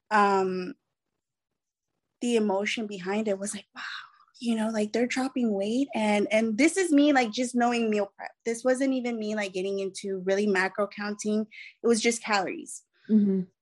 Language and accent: English; Mexico; I consider myself Mexican. Um, my father is a uh, Colombian, but I just consider myself Mexican as my mother raised me as a single mother before she remarried.